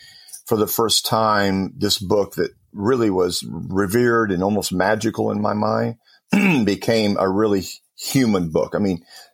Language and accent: English; Compton, California, United States; I grew up in Southern California and it was Southern Baptist Church there in Compton, California.